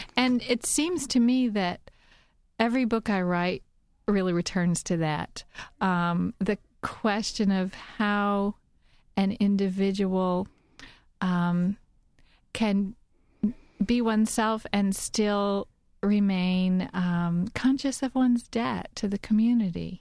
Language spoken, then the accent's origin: English; Kentucky, United States; also born or lived in Arizona / Southwestern Virginia; now in Virginia, United States; where I grew up in Kentucky